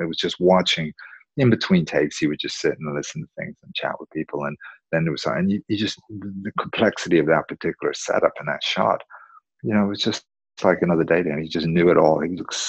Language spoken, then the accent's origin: English; North Carolina, United States; also born or lived in Wales; You know, because I'm from Wales, like I said. But originally, I grew up in a place called North Carolina